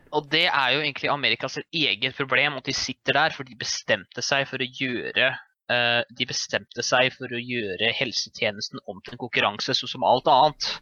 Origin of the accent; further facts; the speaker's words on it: Norway; jeg kommer jo fra Norge